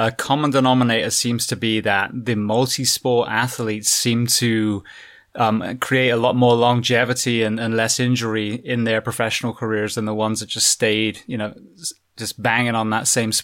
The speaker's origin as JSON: {"language": "English", "country": "United Kingdom", "moved": "yes", "lives_now": "United States", "said": "being a Brit coming to the US"}